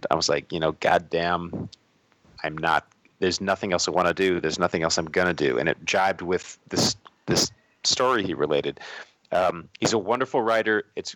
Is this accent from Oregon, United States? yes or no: yes; Portland, Oregon, United States; We're not just from Portland